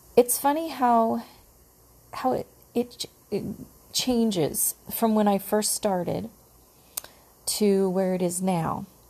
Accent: United States; I call myself American stew

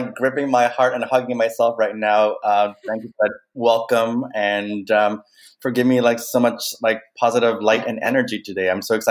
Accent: Canada; also born or lived in Kenya; my cultural identity in that work, looking at my Kenyan upbringing, my being raised in Canada, but being of Indian descent, fifth generation born in Kenya, but of Indian descent.

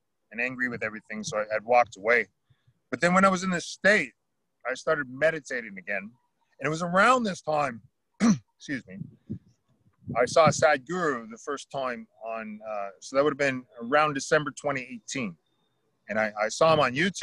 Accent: Oromocto, New Brunswick, Canada; I'm down here at the Oromocto First Nations. So we're down in the water. Oromocto is a First Nations, we're a Maliseet people

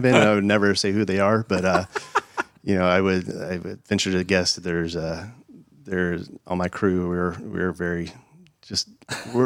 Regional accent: East County, San Diego, California, United States; I'm from East County, where they lost a lot of homes in fires.

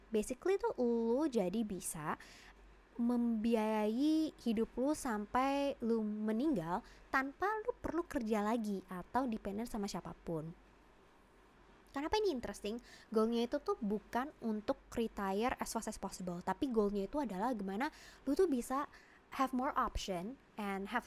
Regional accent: Jakarta, Indonesia; Uh, gue dilahirkan dan dibesarkan di Jakarta.

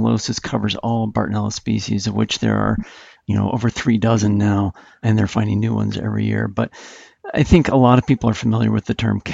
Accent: Utah, United States; moved away as an adult; also born or lived in Colorado / Tucson, Arizona; I was from Utah

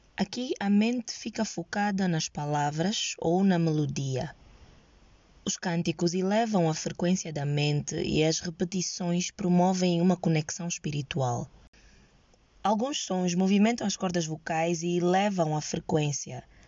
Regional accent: Angola; eu sou angolana, jovem, sem práticas religiosas e medito

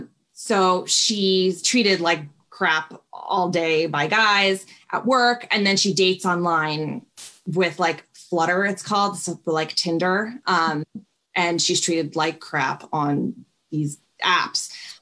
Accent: New York, United States; I was living in a city. I lived in New York. I'm from New York. I was living in the city and working on my career

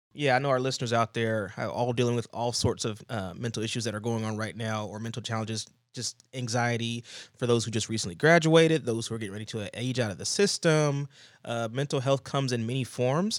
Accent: Georgia, United States; moved away; I go down to my grandma's house, somewhere where I grew up, a, a place where I grew up down in Georgia

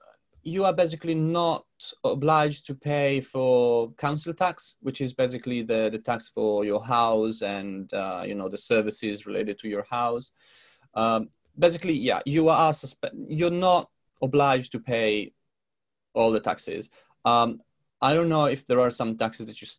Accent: Italy; moved away as an adult; now in London, United Kingdom; from Italy because my parents are there and my friends are there

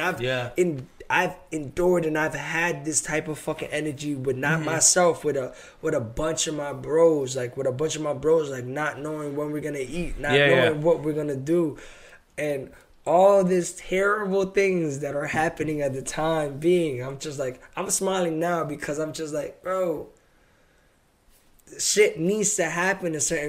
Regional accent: Massachusetts, United States; I'm from Mass

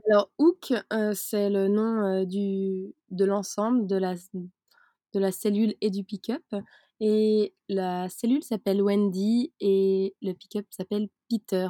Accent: Switzerland; moved away; à la base je suis suisse. Donc j'ai vécu en Suisse dans le système carré qui le système suisse

